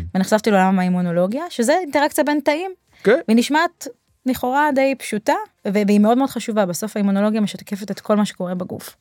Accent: Israel; כישראלים באופי שלנו

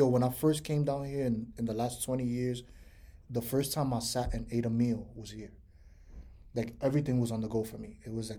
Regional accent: New York City, New York, United States; moved away as an adult; now in Florida, United States; So I grew up in Washington Heights for 15 years, and then I grew up in the Bronx for like 13 years.

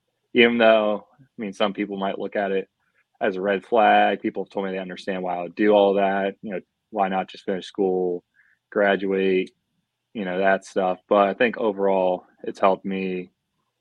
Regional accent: Rittman, Ohio, United States; moved away as an adult; also born or lived in Upper Peninsula, Michigan; I'm from Rittman, Ohio. Went to Rittman High School, graduated there in 2017

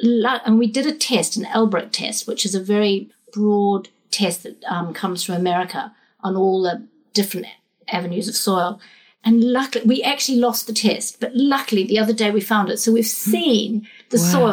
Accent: New Zealand; now in England; I'm a Kiwi as well

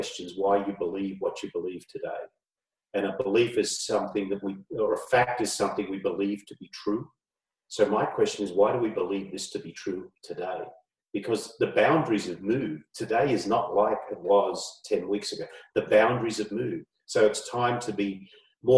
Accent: Australia; moved away; I grew up in Australia years ago.

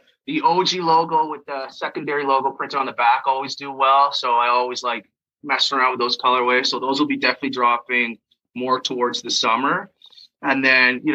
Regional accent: Schomberg, Ontario, Canada; also born or lived in Toronto, Canada; now in Newmarket, Canada; when I was a kid, I grew up in Schaumburg, so small town Schaumburg is in King Township area.

